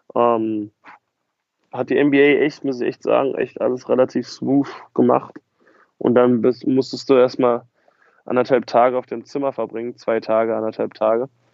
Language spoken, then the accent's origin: German; Berlin, Germany; ich komme aus Berlin